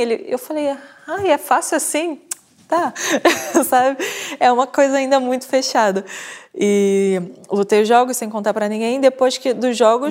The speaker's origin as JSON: {"language": "Portuguese", "country": "Brazil", "tie": "born or raised there", "moved": "as an adult", "lives_now": "Portugal", "said": "nasci no Brasil, vim para cá"}